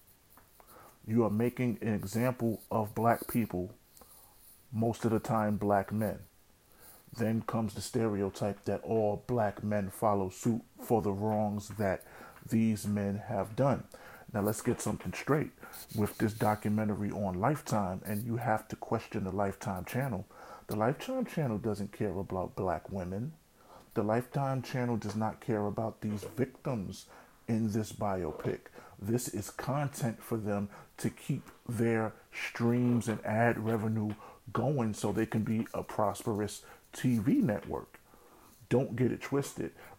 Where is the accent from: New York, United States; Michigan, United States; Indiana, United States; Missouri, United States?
New York, United States; New York City; when I was growing up in the Bronx